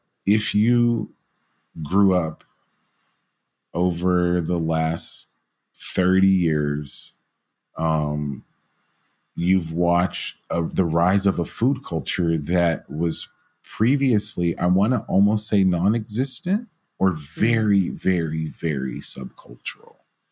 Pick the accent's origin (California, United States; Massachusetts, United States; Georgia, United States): Georgia, United States; Growing up in Georgia, I have always appreciated her sensibilities on Southern food